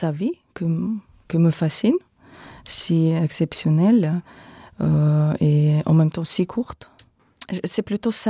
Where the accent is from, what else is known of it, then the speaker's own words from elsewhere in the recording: Belarus; En effet, je suis originaire de Biélorussie.